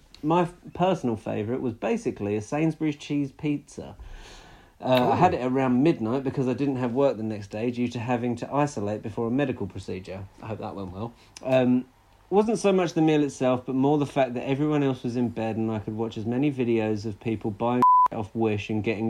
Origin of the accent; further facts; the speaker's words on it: Portsmouth, South East England, United Kingdom; I'm from Portsmouth and it's pretty much used daily here whenever someone's moaning about something.